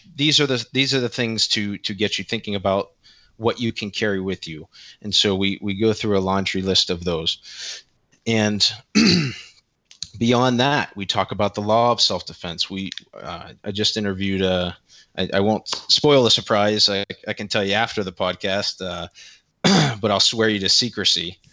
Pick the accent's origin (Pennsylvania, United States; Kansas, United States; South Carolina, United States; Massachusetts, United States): Pennsylvania, United States; Central; I am a twenty-nine-year-old male from Central P A. I grew up here, I live here